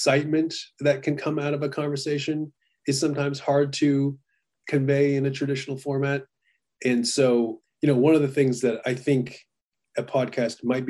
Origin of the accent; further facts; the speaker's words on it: United States; I was born in America